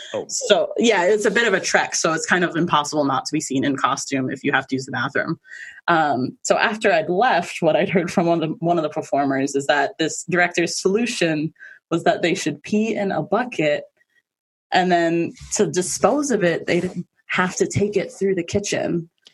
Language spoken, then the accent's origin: English; Maine, United States; also born or lived in Manhattan, New York / Queens, New York; we moved over here when I was little. So I've been here most of my life